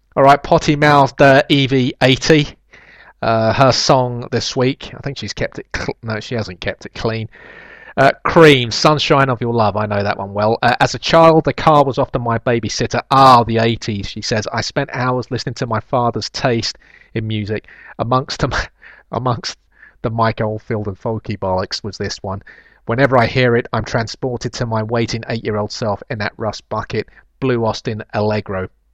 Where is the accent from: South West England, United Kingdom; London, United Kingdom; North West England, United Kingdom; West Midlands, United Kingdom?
London, United Kingdom; I was born in Kennington